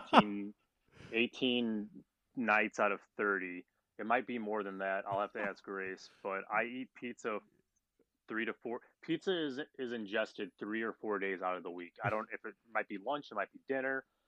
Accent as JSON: {"language": "English", "town": "Valparaiso", "region": "Indiana", "country": "United States", "tie": "born or raised there", "said": "coached at Valparaiso University, which is my hometown"}